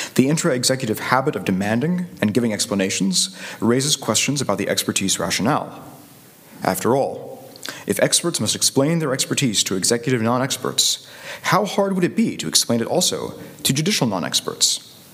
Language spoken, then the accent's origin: English; Chattanooga, Tennessee, United States; I'm from Chattanooga, Tennessee.